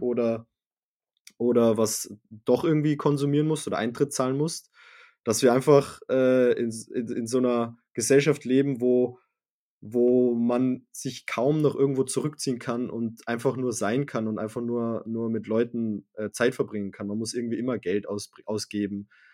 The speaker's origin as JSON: {"language": "German", "region": "Salzburg", "country": "Austria", "tie": "born or raised there", "said": "wir, wir, wir sind in Salzburg aufgewachsen"}